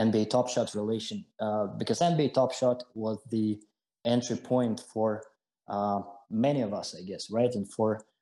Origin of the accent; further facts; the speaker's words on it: Siberia, Russia; I was born and I grew up in the middle of Siberia